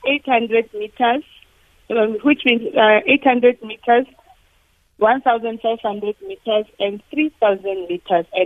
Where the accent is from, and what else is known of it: South Africa